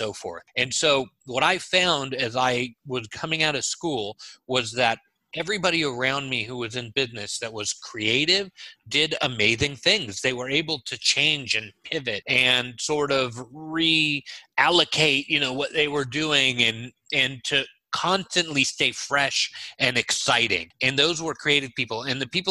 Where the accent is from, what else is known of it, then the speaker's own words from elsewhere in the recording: Los Angeles, California, United States; moved away as an adult; also born or lived in Haifa, Israel / New York / Michigan; now in Orlando, United States; I was born in Israel, in Haifa, and my family came to the U.S. when I was 3 years old. We lived in New York for a while and Michigan, and then we finally settled in Los Angeles, where I spent 35 years